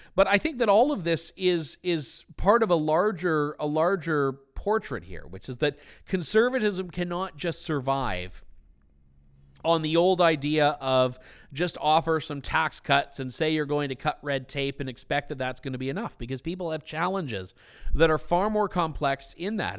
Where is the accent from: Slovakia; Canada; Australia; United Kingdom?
Canada; Trenton, Ontario; I am from, uh, Trenton, Ontario, Canada